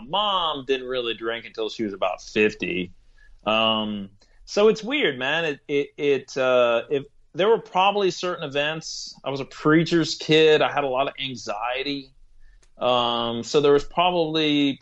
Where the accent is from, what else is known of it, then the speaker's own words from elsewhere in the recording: Corpus Christi, Texas, United States; now in Indiana, United States; I grew up in Corpus Christi, Texas